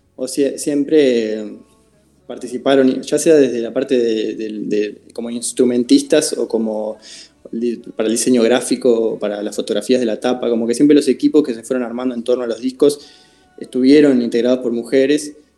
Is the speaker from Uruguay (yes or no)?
yes; Uruguay; mi trabajo como compositor, como músico eh, en mi país